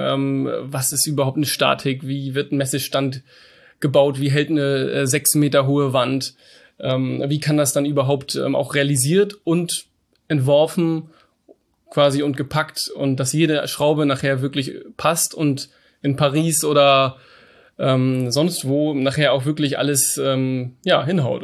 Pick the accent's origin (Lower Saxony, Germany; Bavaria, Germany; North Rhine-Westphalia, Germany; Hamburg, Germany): Hamburg, Germany; also born or lived in Canada; Ich komme aus Hamburg, bin 30 Jahre alt, bin auch hier geboren, werde auch immer hier leben.